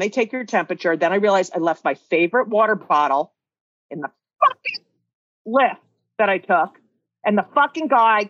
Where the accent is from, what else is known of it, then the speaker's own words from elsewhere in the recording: New Jersey, United States; I grew up in New Jersey, 27 miles from New York